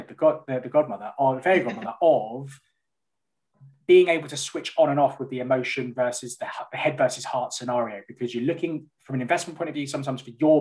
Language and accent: English; London, United Kingdom; moved away as an adult; now in the Midlands, United Kingdom; I'm from North London